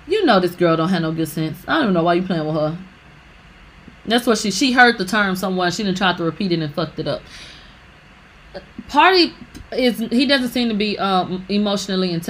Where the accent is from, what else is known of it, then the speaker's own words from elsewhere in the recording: Houston, Texas, United States; we're both from Houston.